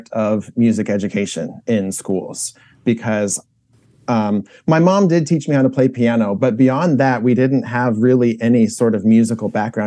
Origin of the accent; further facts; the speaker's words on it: Indianapolis, Indiana, United States; I grew up in Indianapolis